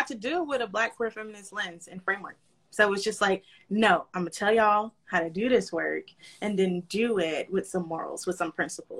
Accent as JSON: {"language": "English", "region": "North Florida", "country": "United States", "tie": "born or raised there", "also_born_or_lived": "Los Angeles", "said": "Born and raised in North Florida. And then I moved to South Florida. I moved to LA, was there for like 2-3 years. And then I moved to South Florida"}